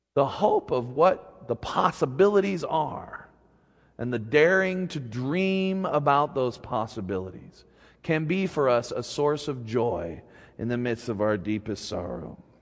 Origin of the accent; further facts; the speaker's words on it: Utah, United States; moved away as an adult; also born or lived in Seattle; growing up in Utah has always been a mixed bag of blessing and curses. On the one hand, I grew up feeling like an outsider